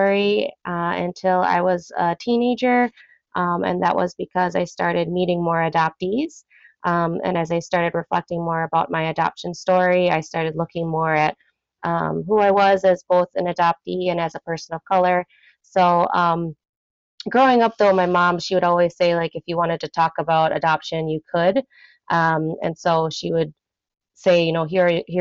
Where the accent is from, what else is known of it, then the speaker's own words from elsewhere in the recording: Minneapolis–Saint Paul, Minnesota, United States; also born or lived in South Korea; I grew up in the Twin Cities here in Minnesota